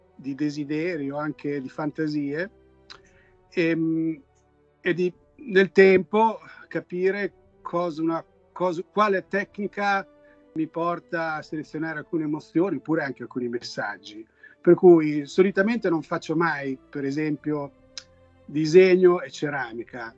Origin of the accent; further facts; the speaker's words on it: Italy; now in Los Angeles, United States